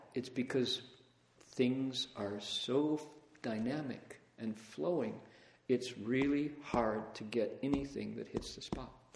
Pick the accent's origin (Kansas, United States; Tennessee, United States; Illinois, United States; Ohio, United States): Ohio, United States; Toledo; I grew up in Toledo, Ohio, glass capital of the world